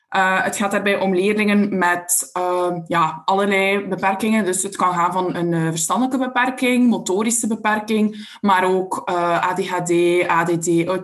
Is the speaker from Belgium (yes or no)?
yes; Belgium; Uit België.